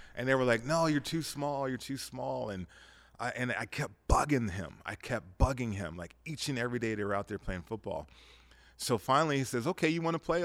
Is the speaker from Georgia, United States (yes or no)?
no; Las Vegas, Nevada, United States; growing up in Vegas, we were a town, we had about a hundred, fifty thousand, two hundred thousand people here.